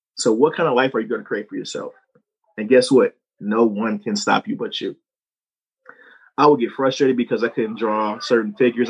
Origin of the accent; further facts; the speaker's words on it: St. Louis, Missouri, United States; growing up, I'm from St. Louis, Missouri